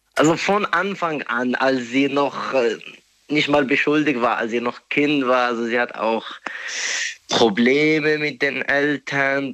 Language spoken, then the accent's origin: German; Morocco; German is a second language; moved away as an adult; now in Germany; ich bin ursprünglich aus Marokko. Mhm. Ich bin nur seit circa drei Jahren hier in Deutschland